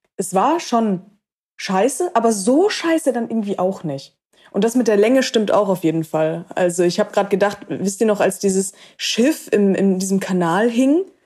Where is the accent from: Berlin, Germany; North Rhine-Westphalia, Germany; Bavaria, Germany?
North Rhine-Westphalia, Germany; Cologne; in meiner Heimatstadt Köln